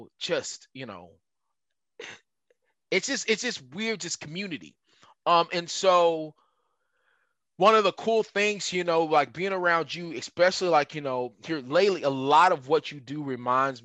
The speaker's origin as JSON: {"language": "English", "region": "West Texas", "country": "United States", "tie": "born or raised there", "said": "I grew up in West Texas"}